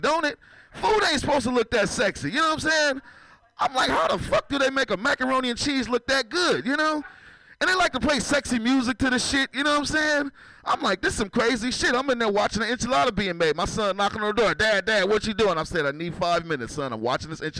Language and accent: English; San Francisco, California, United States; I'm from San Francisco